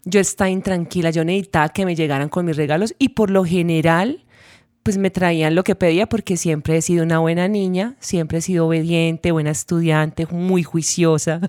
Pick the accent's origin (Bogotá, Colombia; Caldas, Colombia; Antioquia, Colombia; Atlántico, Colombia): Antioquia, Colombia; Urrao; moved away; en mi pueblo no se veía eso